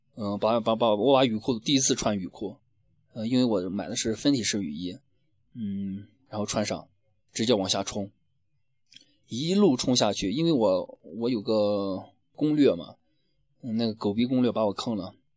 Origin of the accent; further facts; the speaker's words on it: Shaanxi, China; 我们陕西那边儿一碗面是直接环保的，直接吃饱